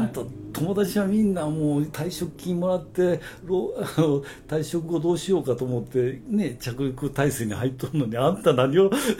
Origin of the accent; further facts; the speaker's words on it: Setouchi, Okayama, Japan; もともと今の瀬戸内市の奥町というところで生まれたんです